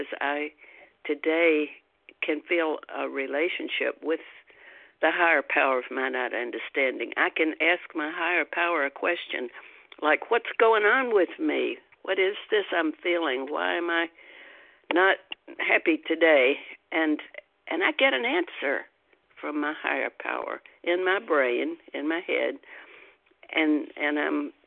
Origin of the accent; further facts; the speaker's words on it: Deep South, United States; I grew up in the Deep South, which used to be referred to as the Bible Belt